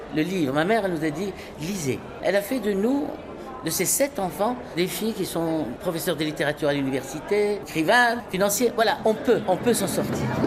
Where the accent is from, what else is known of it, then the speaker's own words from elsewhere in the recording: Marrakesh, Marrakesh-Safi, Morocco; Je viens du fin fond de la Médina de Marrakech avec une mère secrétaire, sept gosses. Mon père s'est barré quand j'avais trois ans